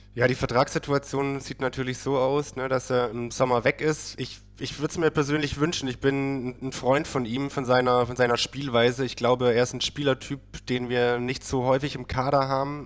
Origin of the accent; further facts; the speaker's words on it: Baden-Württemberg, Germany; now in Berlin, Germany; ich komme aus Süden Deutschlands, aber tatsächlich äh, von, der, von der falschen Seite, okay. Württemberger Seite